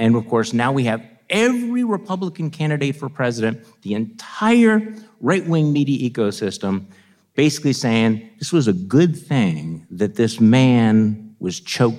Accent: Wisconsin, United States; I'm from Wisconsin.

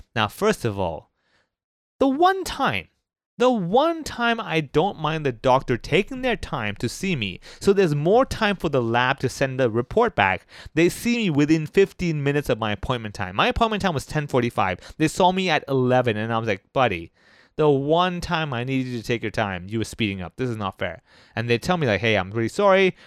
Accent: Hong Kong; someone like myself who was born and raised in Hong Kong

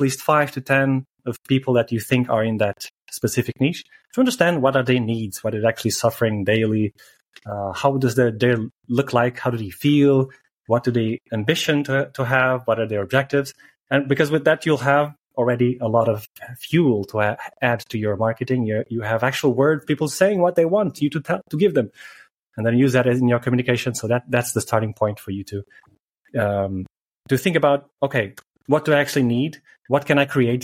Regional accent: Portugal; moved away as an adult; when I came back to Portugal

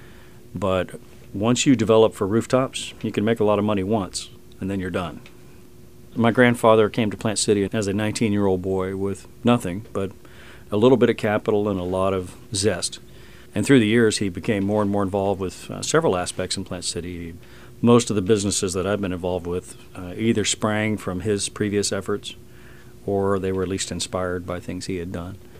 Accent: Lakeland, Florida, United States; I grew up in Lakeland

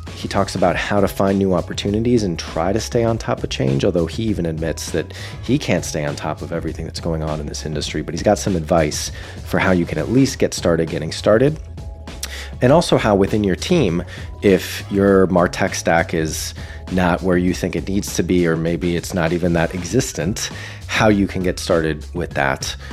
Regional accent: Boston, Massachusetts, United States; moved away; my hometown of Boston

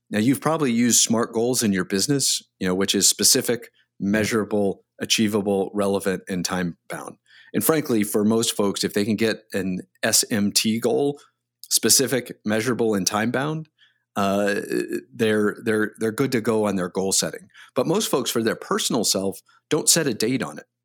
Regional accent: Delaware, Ohio, United States; moved away; I grew up in Delaware, Ohio, which is about twenty minutes north of, uh, Columbus, Ohio

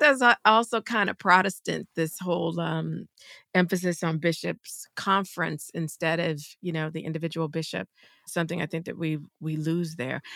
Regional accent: South Carolina, United States; I'm from the South. We didn't have a lot of Jesuits. so I don't remember any Jesuits ever in South Carolina

